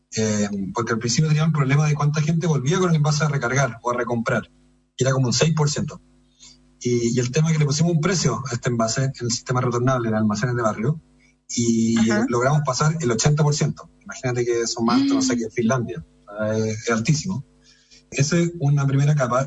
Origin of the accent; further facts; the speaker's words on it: Chile; como chilenos y chilenas